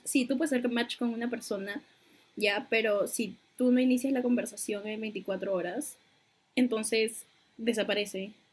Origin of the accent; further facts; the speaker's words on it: Peru; soy de Perú